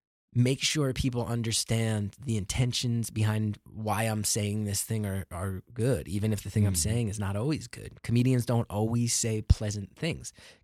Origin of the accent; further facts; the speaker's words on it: New York City, New York, United States; Being a New Yorker is very nice because I can do shows every single night.